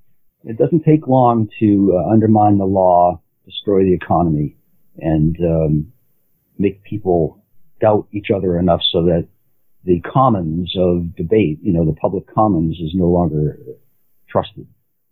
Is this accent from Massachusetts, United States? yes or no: yes; Boston, Massachusetts, United States; I come from Boston and from a family of Republicans